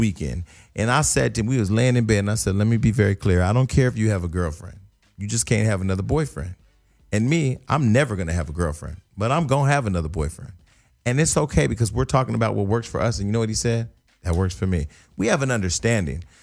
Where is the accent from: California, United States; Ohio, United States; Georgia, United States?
California, United States; Stockton; my hometown was in the news